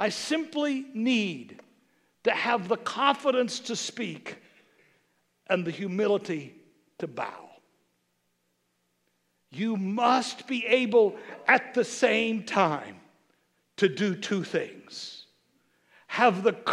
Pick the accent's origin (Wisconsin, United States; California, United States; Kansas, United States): Kansas, United States; I'm from Kansas